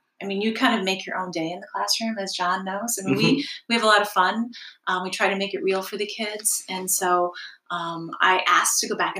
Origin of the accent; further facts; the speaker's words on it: Alpena, Michigan, United States; my parents moved here when I was like 5.